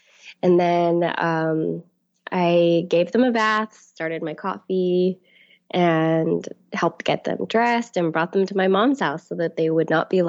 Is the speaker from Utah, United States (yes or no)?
no; Sunnyvale, California, United States; I grew up in Sunnyvale. That's where I live. And I've moved away and then have come back. My husband was in the Marine Corps, so we've lived kind of all over. But we've come back here to Sunnyvale and have been here for the last 7 years.